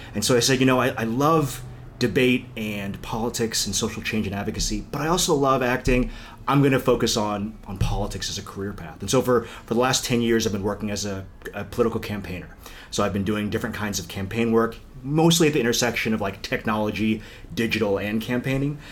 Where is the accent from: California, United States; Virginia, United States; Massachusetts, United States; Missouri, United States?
Virginia, United States; McLean; moved away as an adult; also born or lived in Korea; now in Los Angeles, United States; I think McLean was in a lot of ways wonderful, and I still go back home often